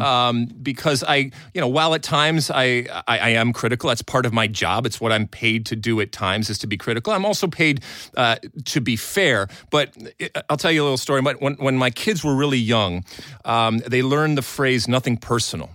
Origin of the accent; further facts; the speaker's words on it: Greece; moved away; growing up in Greece